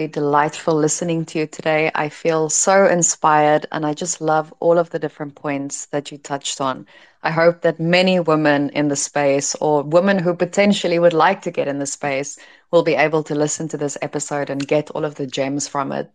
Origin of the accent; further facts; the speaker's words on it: South Africa; I'm from South Africa, so I fall into this similar bracket of I'm from a developing nation